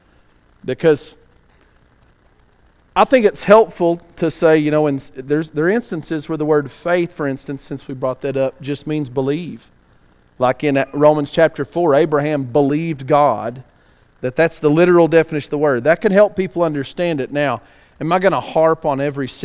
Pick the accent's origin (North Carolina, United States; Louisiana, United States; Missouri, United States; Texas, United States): Texas, United States; West; I don't exactly enunciate every word because I'm from West Texas